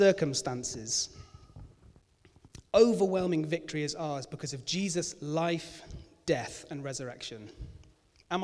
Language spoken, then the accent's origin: English; United Kingdom